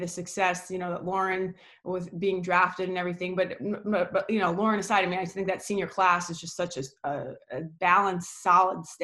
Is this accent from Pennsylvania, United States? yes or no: no; New York, United States; moved away as an adult; also born or lived in New England; I grew up in New York